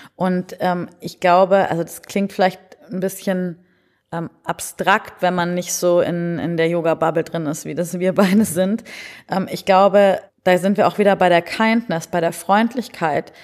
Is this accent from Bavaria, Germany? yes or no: yes; Munich, Bavaria, Germany; moved away; also born or lived in Berlin; ich bin ursprünglich aus München